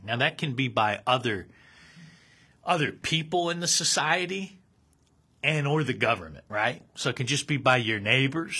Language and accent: English; United States; I'm speaking as an American